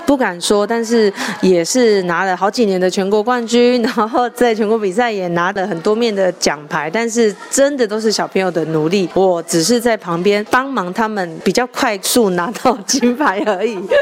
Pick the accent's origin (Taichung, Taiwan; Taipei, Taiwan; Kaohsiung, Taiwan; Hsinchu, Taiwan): Taipei, Taiwan; moved away; also born or lived in Taitung; 其实我是台北人